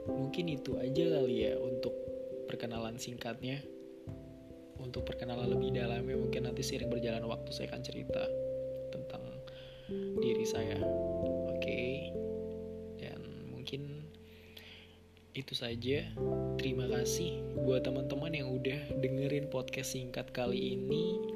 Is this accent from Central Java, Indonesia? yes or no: yes; Wonogiri, Central Java, Indonesia; born there; saya lahir di Wonogiri Jawa Tengah 23 Desember 1994